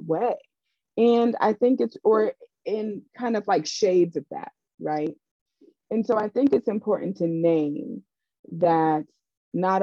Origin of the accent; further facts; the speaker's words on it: Raleigh, North Carolina, United States; I grew up in Raleigh, North Carolina, which is a very segregated city